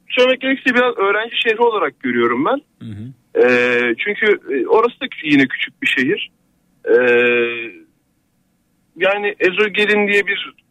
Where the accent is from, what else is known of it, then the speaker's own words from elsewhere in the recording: Eynesil, Giresun, Turkey; moved away; aslen Giresunluyum bu arada ben.